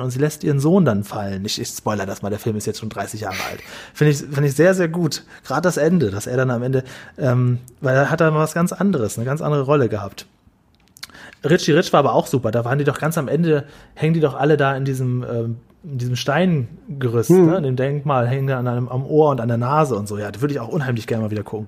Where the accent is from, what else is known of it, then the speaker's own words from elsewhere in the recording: Lower Saxony, Germany; damals in, in Niedersachsen, in Norddeutschland, da, es war echt so ein klitzekleines Dorf, wo ich aufgewachsen bin